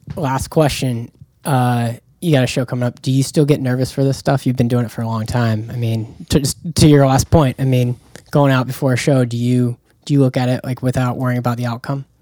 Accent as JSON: {"language": "English", "town": "Jacksonville", "region": "Florida", "country": "United States", "said": "I'm from Jacksonville, Florida."}